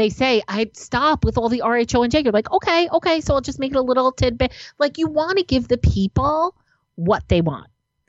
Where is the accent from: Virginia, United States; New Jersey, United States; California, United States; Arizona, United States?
New Jersey, United States; I'm like a tough girl because I'm from New Jersey.